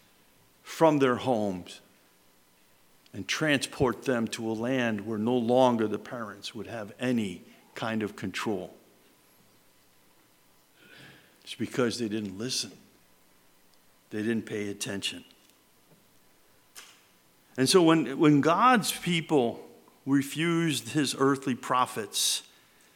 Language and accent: English; Mohawk, New York, United States; we were growing up in Mohawk, New York